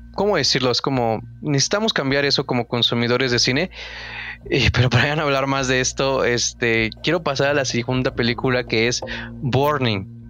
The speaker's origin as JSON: {"language": "Spanish", "country": "Mexico", "said": "como consumidores mexicanos"}